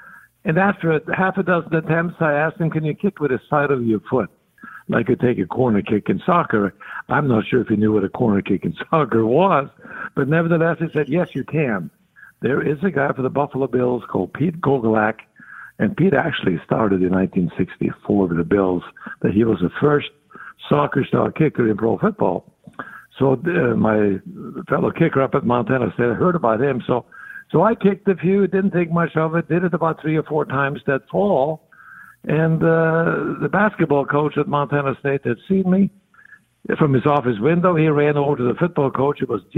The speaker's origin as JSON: {"language": "English", "country": "Norway", "tie": "born or raised there", "second_language": "English", "said": "Well, I was born in 42, so you can figure out how old I'm going to get before the end of the year."}